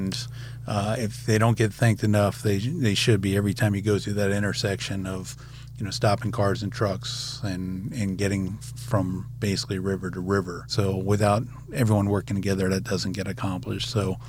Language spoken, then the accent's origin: English; the South, United States; So I'm from the South.